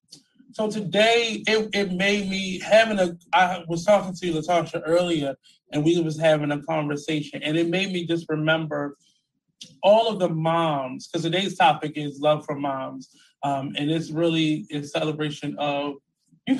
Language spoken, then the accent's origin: English; Baltimore, Maryland, United States; moved away as an adult; now in Atlanta, United States; I'm originally from Baltimore, Maryland